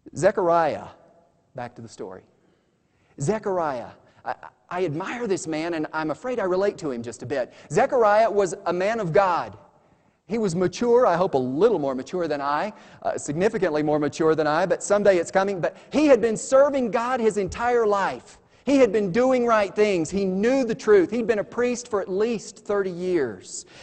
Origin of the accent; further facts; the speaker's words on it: United States; I'm an American